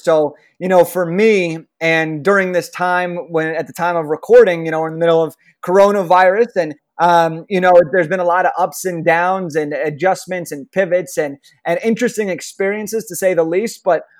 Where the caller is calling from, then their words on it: Los Angeles, California, United States; I'm calling in from Los Angeles, California, over in the United States.